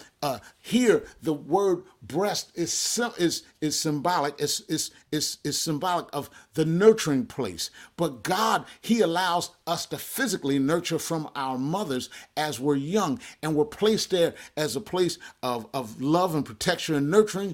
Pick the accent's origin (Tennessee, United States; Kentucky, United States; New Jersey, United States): New Jersey, United States; Jersey Shore; I remember growing up on the Jersey Shore